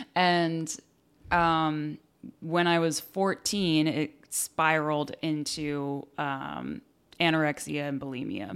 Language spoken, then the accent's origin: English; Exeter, New Hampshire, United States; also born or lived in Sacramento, California / Worcester, Massachusetts; now in California, United States; my whole childhood, I was in Exeter